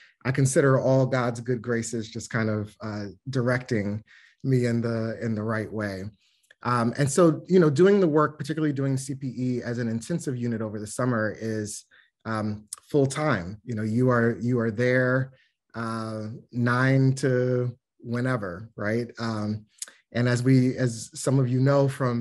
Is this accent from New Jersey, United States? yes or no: no; Washington, District of Columbia, United States; now in Boston, United States; I am originally from Washington, D.C.